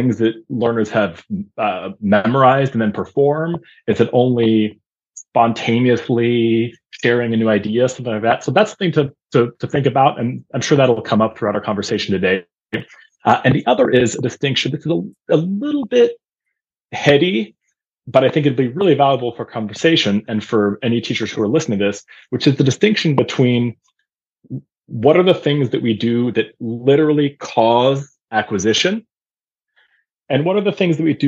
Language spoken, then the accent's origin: English; Vienna, Austria; first language German; moved away; I grew up in Vienna, Austria. So German was one of my first languages growing up